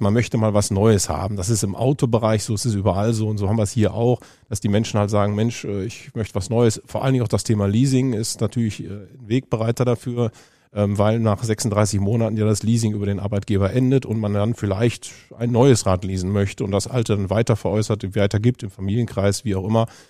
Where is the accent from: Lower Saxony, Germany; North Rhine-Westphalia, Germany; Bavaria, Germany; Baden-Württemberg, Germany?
North Rhine-Westphalia, Germany; Düsseldorf; ich bin geboren in Düsseldorf